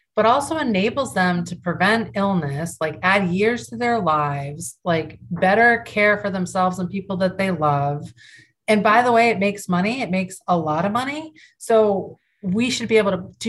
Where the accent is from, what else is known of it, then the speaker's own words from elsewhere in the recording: York, Maine, United States; moved away as an adult; also born or lived in Chicago; my hometown in York, Maine